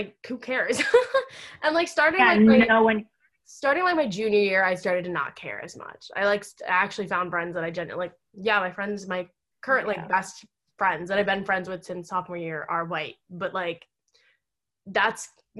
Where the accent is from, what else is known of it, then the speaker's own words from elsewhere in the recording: United States; I was born in America